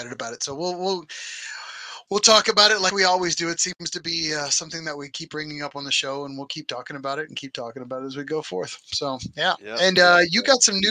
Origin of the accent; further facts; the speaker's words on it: United States; we're just American and that's the way we roll.